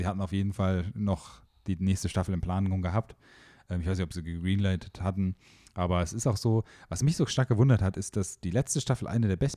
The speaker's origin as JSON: {"language": "German", "town": "Heidelberg", "region": "Baden-Württemberg", "country": "Germany", "lives_now": "Munich, Germany", "said": "Ja, ich bin Heidelberger."}